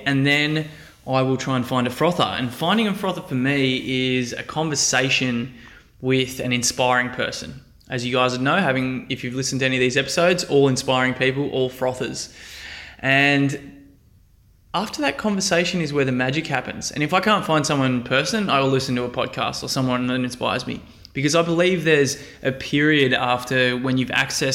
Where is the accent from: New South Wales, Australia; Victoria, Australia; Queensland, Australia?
New South Wales, Australia; Central Coast; my hometown on the Central Coast